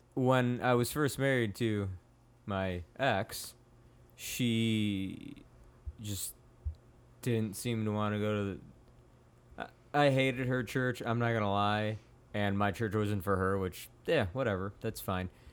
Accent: Palos, Illinois, United States; I grew up in Palos Altos

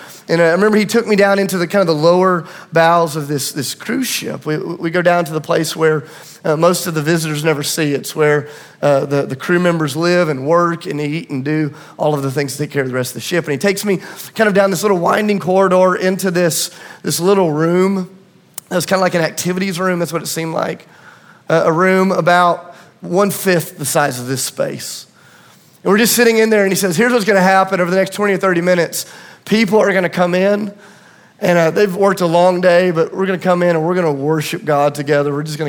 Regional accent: Tennessee, United States; But because I'm from Tennessee and a liar

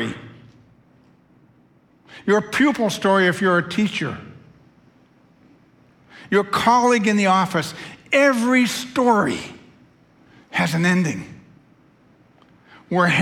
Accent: United States; I'm an American

